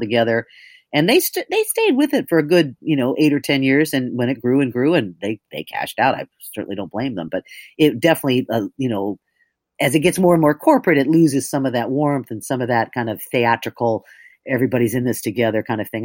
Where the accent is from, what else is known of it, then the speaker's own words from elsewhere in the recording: Oregon, United States; moved away as an adult; also born or lived in New York; I'm from Oregon, and so I was tall and blonde and funny